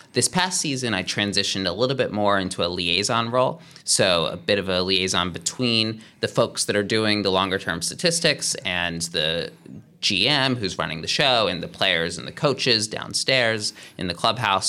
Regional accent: Philadelphia, Pennsylvania, United States; moved away as an adult; also born or lived in Cambridge, Massachusetts; now in Los Angeles, United States; I'm from the Philadelphia area

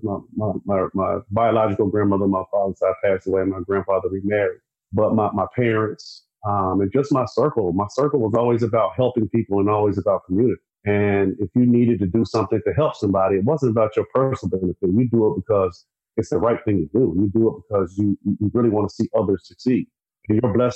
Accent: South Carolina, United States; I'm from South Carolina

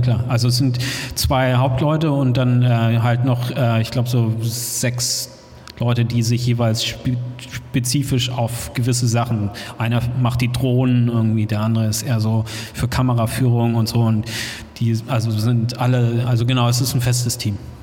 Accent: Hamburg, Germany; moved away; Ich komme aus Hamburg ursprünglich

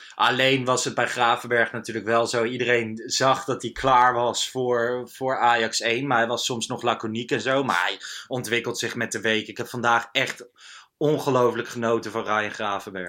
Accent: Lochem, Gelderland, Netherlands; moved away; Ik kwam uit uh, Lochem, daar was ik geweest, in de, in de achterhoek waar ik opgegroeid ben.

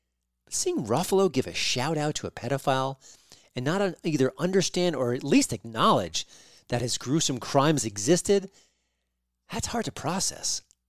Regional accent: New York, United States; Listen, I'm from New York.

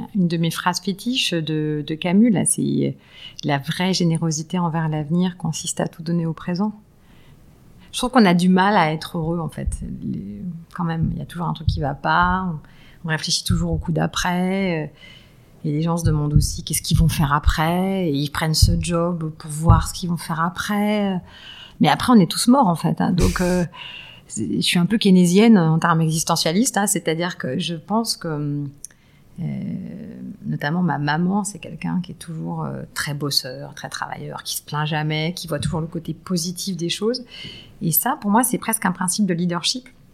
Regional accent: lycée at Enghien-les-Bains, Île-de-France, France; J'ai grandi en banlieue nord euh, euh, avec un papa ingénieur

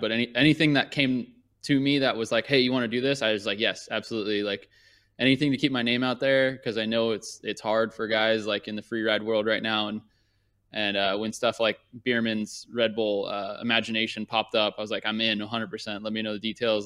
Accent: Thousand Oaks, California, United States; also born or lived in Newport Beach, California / Orange County, California; I grew up in Thousand Oaks, and I the closest track was like an hour and a half away.

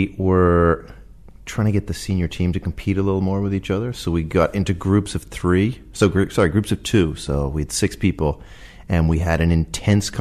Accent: Dublin, Leinster, Ireland; moved away as an adult; also born or lived in Boston; I'm from Dublin, from Ireland

